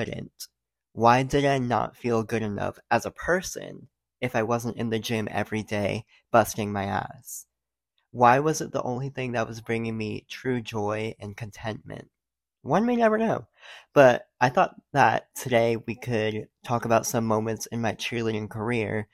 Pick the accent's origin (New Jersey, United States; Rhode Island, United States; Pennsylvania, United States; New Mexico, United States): Rhode Island, United States; moved away as an adult; also born or lived in Knoxville, Tennessee; I did 9 years of competitive cheer in my home state, Rhode Island